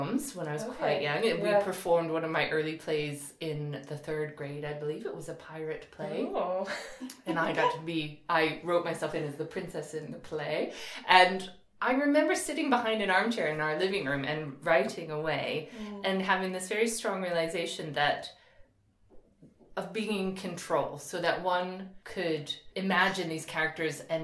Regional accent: northern New Jersey, United States; I grew up in New Jersey

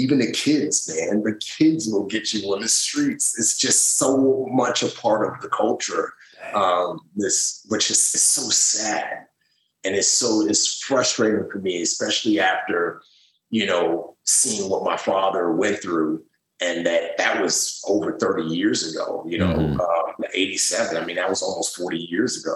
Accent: New York City, New York, United States; moved away; also born or lived in Lagos, Nigeria; I'm from the Bronx.

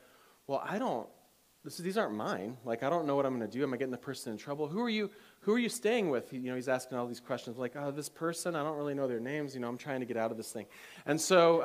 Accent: Michigan, United States; I grew up in Michigan

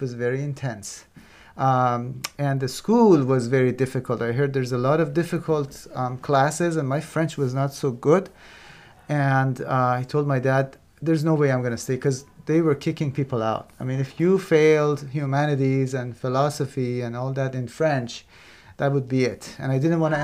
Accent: Iran; moved away as an adult; also born or lived in Belgium; I grew up in Iran

